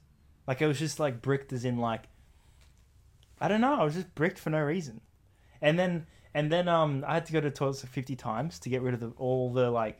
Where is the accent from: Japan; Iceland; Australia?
Australia; as an Aussie